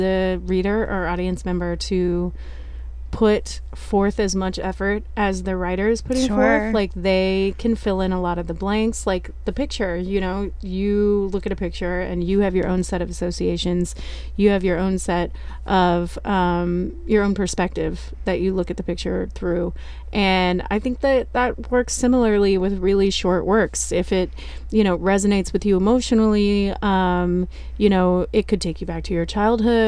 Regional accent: the South, United States; I'm from the South

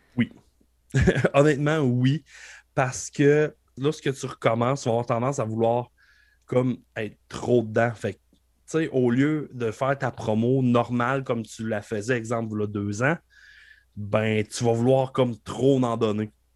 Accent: Beauce, Quebec, Canada; je viens de la Beauce

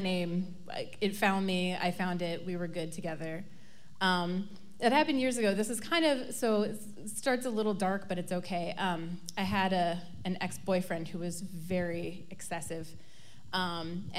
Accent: Middleton, Wisconsin, United States; I grew up in Middleton, which is a kind of a she-she suburb of Madison

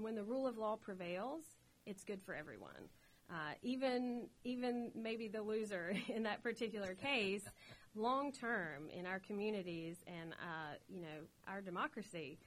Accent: Southern West Virginia, United States; accent: holler; growing up in Southern West Virginia and with a close family

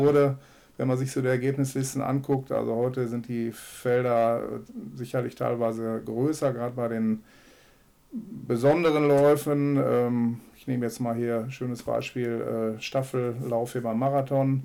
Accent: Herzebrock-Clarholz, North Rhine-Westphalia, Germany; moved away as an adult; now in Münster, Germany; Ich bin äh, gebürtig aus Herzebrock-Klarholz

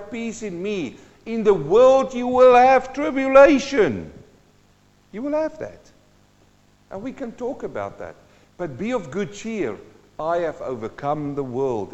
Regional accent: Western Transvaal, North West, South Africa; I grew up in Western Transvaal.

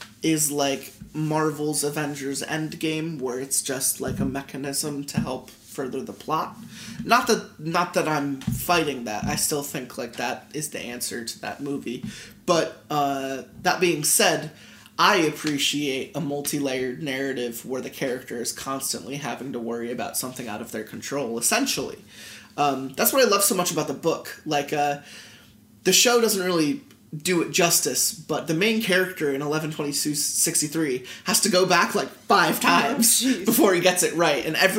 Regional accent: Philadelphia, Pennsylvania, United States; I'm from Philly, you know?

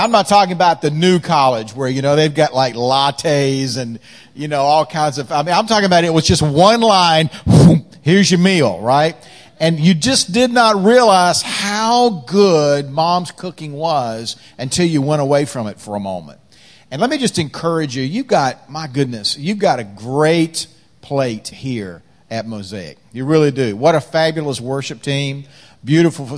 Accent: North Carolina, United States; accent: slow-cooked, carefully crafted dialect; now in Washington, D.C., United States; I'm not originally from Washington, D.C. I'm originally from North Carolina

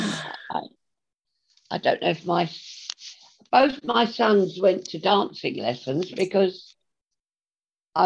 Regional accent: Gravesend, South East England, United Kingdom; my hometown

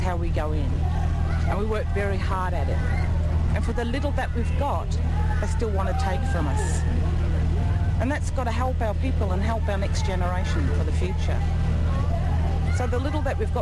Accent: Jagera people, Queensland, Australia; I'm a traditional owner. I'm from the Jagera people.

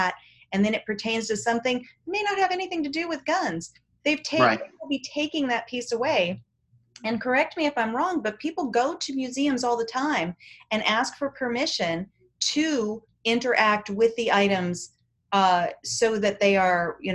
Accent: United States; we're American, mm-hmm. we're United States citizens

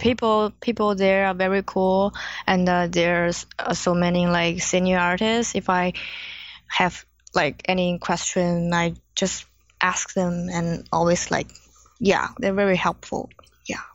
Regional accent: China; English is a second language; moved away as an adult; now in Los Angeles, United States; I was born in China

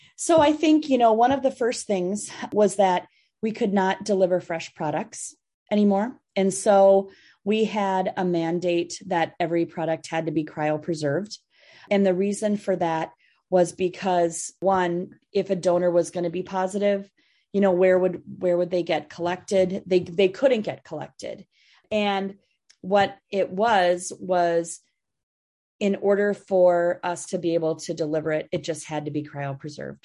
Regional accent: Minnesota, United States; also born or lived in Massachusetts; I grew up in Minnesota

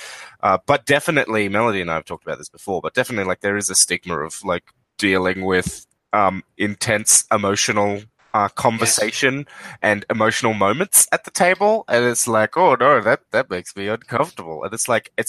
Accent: Australia; we're Australian

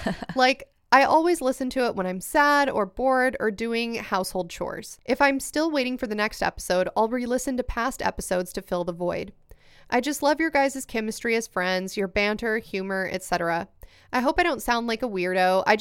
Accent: United States; I mentioned that I'm Mexican American, so growing up, I would visit Mexico to see my family.

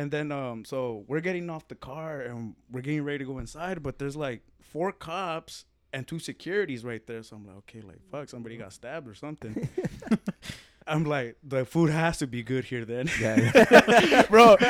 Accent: Phoenix, Arizona, United States; I'm like, nah, we're from Phoenix.

